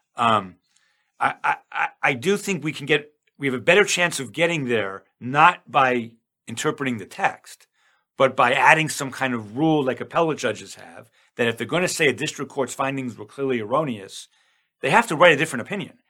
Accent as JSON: {"language": "English", "region": "New York", "country": "United States", "said": "I'm from New York"}